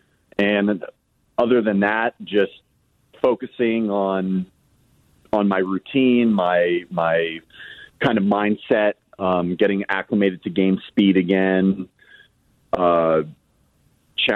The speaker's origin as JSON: {"language": "English", "town": "Los Angeles", "region": "California", "country": "United States", "tie": "born or raised there", "said": "we grew up in Los Angeles"}